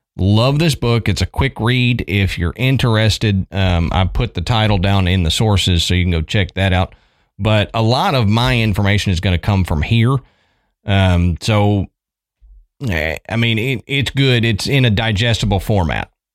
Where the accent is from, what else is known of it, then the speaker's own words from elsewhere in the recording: Texas, United States; moved away as an adult; also born or lived in Tennessee; growing up in Texas